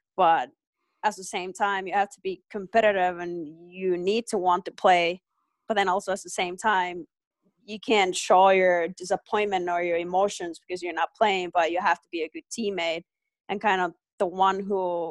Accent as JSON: {"language": "English", "country": "Finland", "said": "I'm from Finland"}